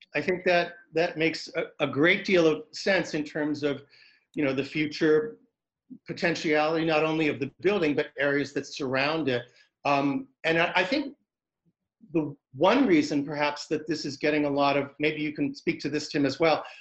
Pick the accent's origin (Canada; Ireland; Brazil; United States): United States; Concord, New Hampshire; moved away; also born or lived in Pasadena, California; I'm from Concord in this area, but I had lived in Pasadena, California